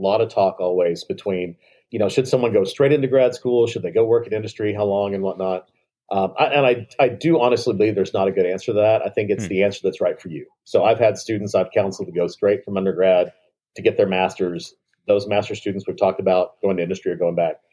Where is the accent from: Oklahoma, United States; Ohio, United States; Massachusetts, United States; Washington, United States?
Oklahoma, United States; Cheyenne; also born or lived in Texas panhandle; I grew up all around the Oklahoma and Texas panhandles, western Oklahoma.